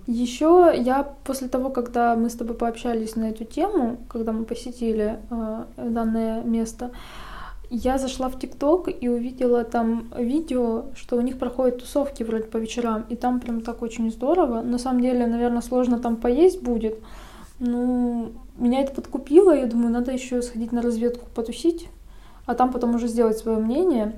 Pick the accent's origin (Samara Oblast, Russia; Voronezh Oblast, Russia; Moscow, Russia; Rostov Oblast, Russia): Rostov Oblast, Russia; Rostov-on-Don; moved away as an adult; now in Saint Petersburg, Russia; Я, получается, из Ростова